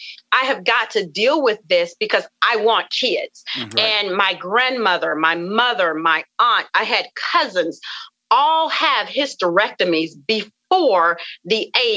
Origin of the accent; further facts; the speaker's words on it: the South, United States; you know, I come from the South, and we come from, you know, a family of just rich cooking, rich foods.